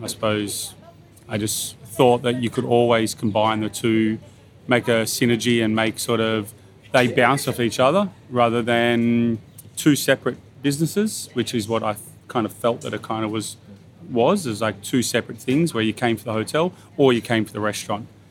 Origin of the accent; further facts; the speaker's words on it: Bathurst, New South Wales, Australia; moved away as an adult; also born or lived in Sydney; now in Byron Bay, Australia; I, I grew up in Bathurst